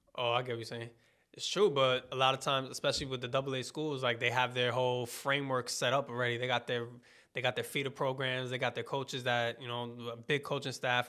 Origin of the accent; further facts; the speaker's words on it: New York, United States; I'm from New York